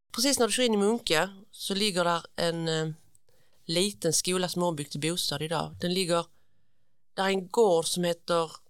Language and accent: Swedish; Munka Ljungby, Skåne, Sweden; also born or lived in Malmö; Jag är uppväxt i Munka Ljungby